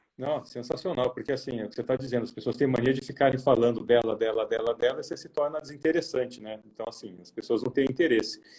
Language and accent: Portuguese; interior of São Paulo, Brazil; moved away; vim do interior de São Paulo